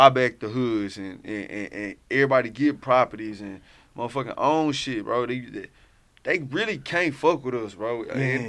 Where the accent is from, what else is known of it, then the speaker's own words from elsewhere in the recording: Houston, Texas, United States; I come from Herm Clark